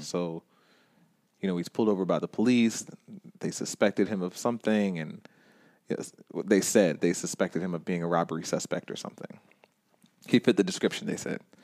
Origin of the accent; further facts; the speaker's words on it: Stone Mountain, Georgia, United States; it is in my hometown